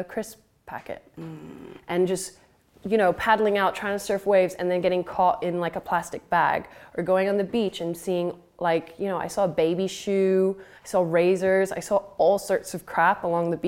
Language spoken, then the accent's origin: English; Phuket, Thailand; moved away; I grew up in Thailand, and I grew up by the sea, growing up on an island called